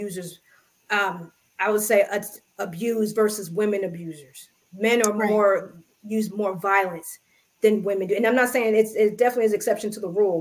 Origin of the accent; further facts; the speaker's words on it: United States; I am American, I'm African-American